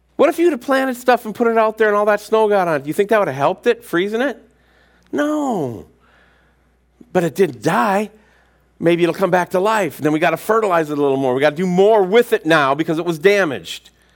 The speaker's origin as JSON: {"language": "English", "country": "United States", "said": "us as American Christians"}